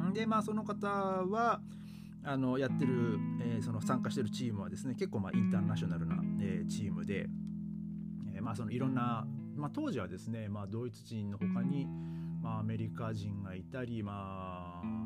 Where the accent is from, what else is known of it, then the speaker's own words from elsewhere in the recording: Hachinohe, Aomori, Japan; now in Germany; 僕の、ね、生まれ育ったあの青森県の八戸市